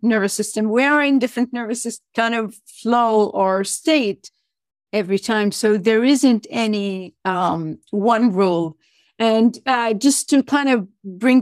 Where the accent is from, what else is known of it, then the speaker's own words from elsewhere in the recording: Saudi Arabia; also born or lived in United States; now in United Kingdom; I come from Saudi Arabia